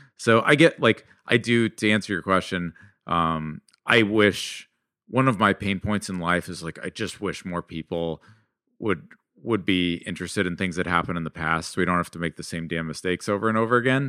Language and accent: English; suburb of San Jose, California, United States; also born or lived in Mountain View, California / South Bend, Indiana; I was born in Mountain View, but I grew up in a town, like, another suburb of San Jose, California